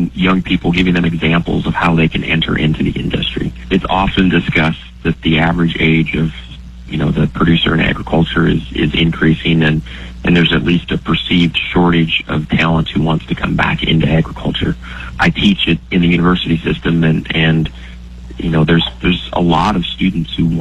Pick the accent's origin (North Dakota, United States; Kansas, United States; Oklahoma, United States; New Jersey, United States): North Dakota, United States; moved away as an adult; also born or lived in Texas; now in Nebraska, United States; I grew up in North Dakota